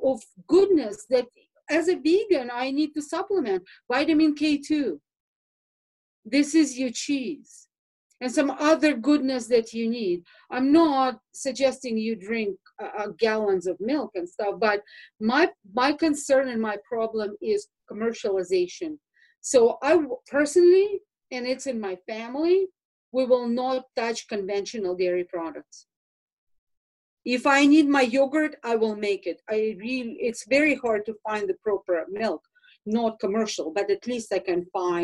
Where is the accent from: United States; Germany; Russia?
Russia; moved away; I grew up in Russia